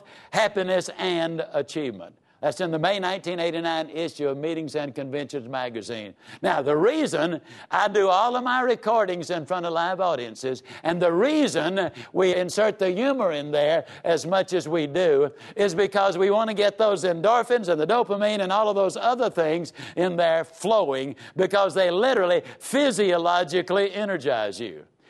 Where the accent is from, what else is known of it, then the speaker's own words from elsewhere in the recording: Yazoo City, Mississippi, United States; I was raised down in Yazoo City, Mississippi.